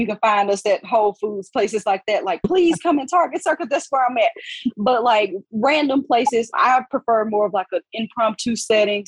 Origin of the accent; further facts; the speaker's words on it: Alabama, United States; now in Gastonia, United States; I'm originally from Alabama